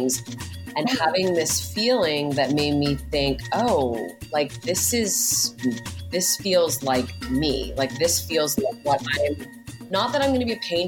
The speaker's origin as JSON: {"language": "English", "town": "Hamilton", "region": "Ontario", "country": "Canada", "tie": "born or raised there", "moved": "yes", "lives_now": "Los Angeles, United States", "said": "I grew up in Hamilton, Ontario."}